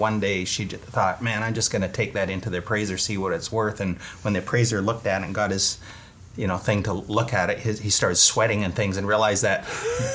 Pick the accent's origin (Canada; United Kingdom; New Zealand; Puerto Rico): Canada; Vancouver, British Columbia; moved away as an adult; also born or lived in Calgary / Nashville, Tennessee; now in Toronto, Canada; I'm from Vancouver